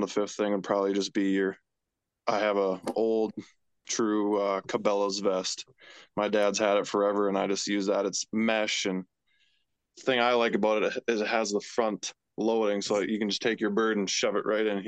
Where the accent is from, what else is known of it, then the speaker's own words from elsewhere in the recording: Hillsboro, North Dakota, United States; I'm from Hillsboro, North Dakota.